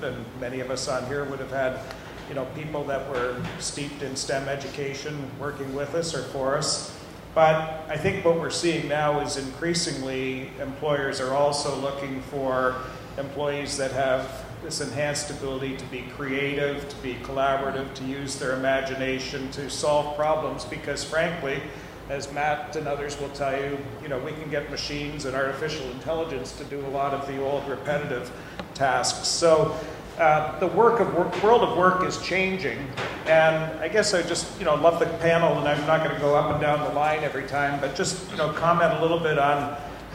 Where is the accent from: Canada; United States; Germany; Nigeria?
Canada; I was born in Canada a number of years ago.